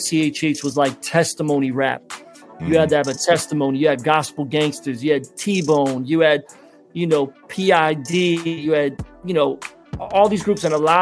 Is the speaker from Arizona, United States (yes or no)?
no; Philadelphia, Pennsylvania, United States; Growing up in Philly, because my parents didn't have a lot of money.